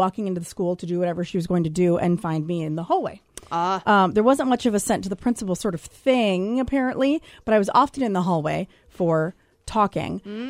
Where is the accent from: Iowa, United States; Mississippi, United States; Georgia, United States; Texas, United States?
Iowa, United States; West Des Moines; growing up in West Des Moines, Iowa.